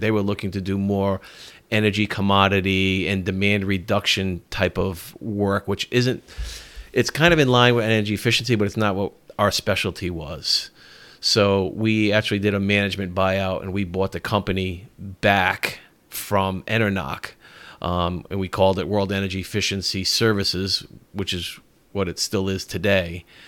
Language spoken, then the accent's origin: English; Norwich, Connecticut, United States; moved away as an adult; now in Richmond, United States; I grew up in Connecticut. Lived in Norwich, Connecticut my whole life and moved here probably about five years ago